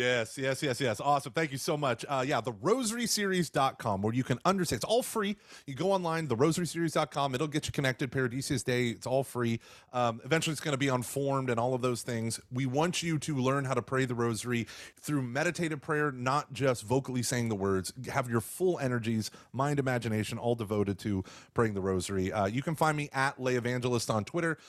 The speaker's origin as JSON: {"language": "English", "region": "Texas", "country": "United States", "tie": "born or raised there", "also_born_or_lived": "Oklahoma", "said": "I was born in Oklahoma, and then we've lived here in Texas."}